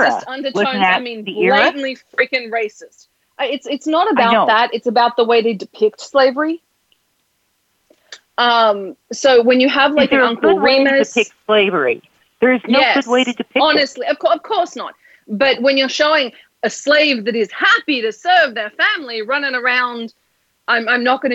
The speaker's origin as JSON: {"language": "English", "country": "Australia", "tie": "born or raised there", "accent": "Australian", "moved": "yes", "lives_now": "United States", "said": "growing up in Australia"}